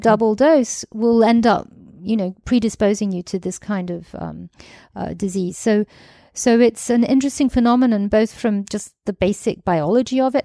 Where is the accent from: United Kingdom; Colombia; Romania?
United Kingdom; also born or lived in Greece; now in France; I'm British, I'm actually half Greek